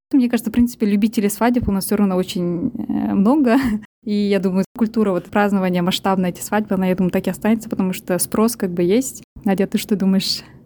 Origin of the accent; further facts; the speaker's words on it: Almaty, Kazakhstan; now in London, United Kingdom; Я живу и работаю в Лондоне, сама родом с Казахстана, с Алматы